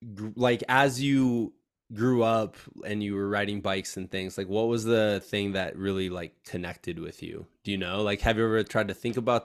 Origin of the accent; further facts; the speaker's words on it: Iowa, United States; especially as like a Midwesterner at heart, is I'm like, I think that's cool because I think that opens a sport up to everybody. Like there's gravel roads everywhere, man. Like if I was still back in Iowa, guaranteed I would have a gravel bike